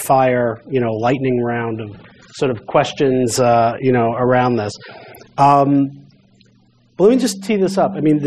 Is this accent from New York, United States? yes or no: yes; New York City, New York, United States; I'm from Brooklyn